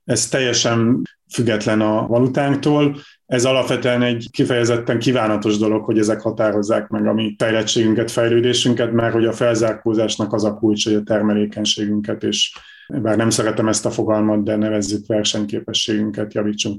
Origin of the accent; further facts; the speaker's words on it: Borsod-Abaúj-Zemplén, Hungary; Borsod mennyire, mert én is onnan származom